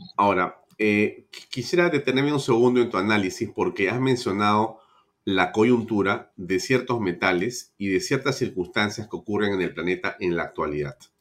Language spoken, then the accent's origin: Spanish; Peru